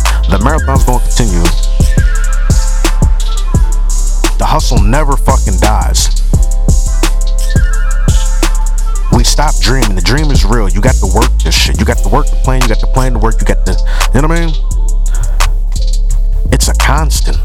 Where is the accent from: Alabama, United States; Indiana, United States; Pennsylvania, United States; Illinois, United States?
Pennsylvania, United States; Philadelphia; also born or lived in Delaware County, Pennsylvania; I was born in the city of Philadelphia. Albert Einstein Medical motherfucking Center